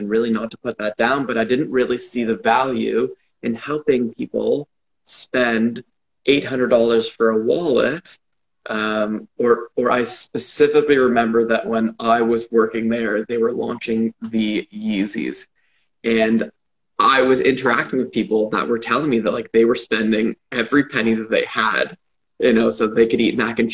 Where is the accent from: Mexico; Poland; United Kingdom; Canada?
Canada; Toronto, Ontario; born and raised in Toronto, to a big family.